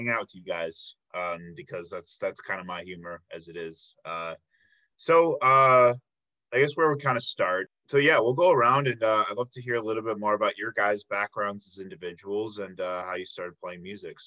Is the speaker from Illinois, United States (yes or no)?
yes; Flossmoor, Illinois, United States; I'm from the Tinley Park area.